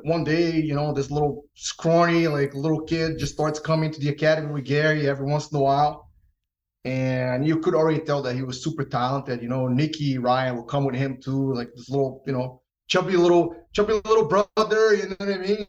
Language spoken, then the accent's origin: English; Rio de Janeiro, Brazil; also born or lived in New York, United States; now in United States; I grew up in Brazil. I grew up in Rio.